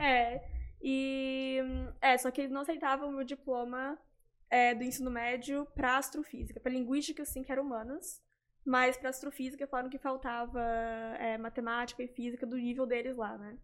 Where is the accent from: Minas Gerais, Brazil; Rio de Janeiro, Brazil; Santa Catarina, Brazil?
Santa Catarina, Brazil; Florianópolis; moved away as an adult; now in Netherlands; Na, nasci, cresci assim, em Florianópolis, uhum. e daí com 18 anos eu fui pra, pra Holanda fazer a graduação em astronomia